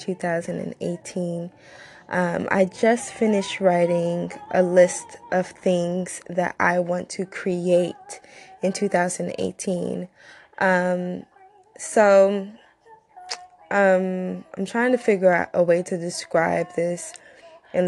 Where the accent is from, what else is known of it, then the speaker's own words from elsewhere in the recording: United States; also born or lived in Nigeria / Far Rockaway, New York / Georgia; I'm from Nigeria, but I wasn't raised in Nigeria. I was raised here in both Far Rockaway and Georgia.